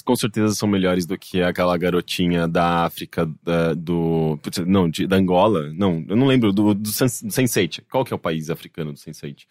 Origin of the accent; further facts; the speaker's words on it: Brazil; accent: Brazilian; é o nosso sotaque brasileiro falando inglês